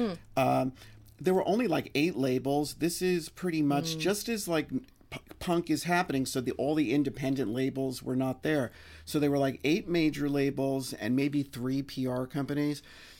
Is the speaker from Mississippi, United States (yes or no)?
no; New York City, New York, United States; And growing up in New York City, you know, there were so many groups, …, ….